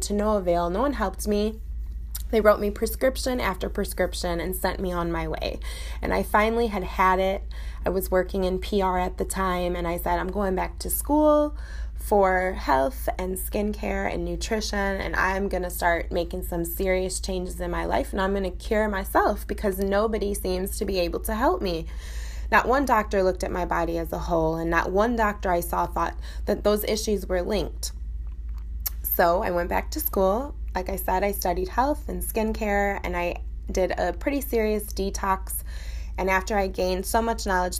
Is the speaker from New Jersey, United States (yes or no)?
no; Chicago, Illinois, United States; now in Coral Gables, United States; I'm originally from Chicago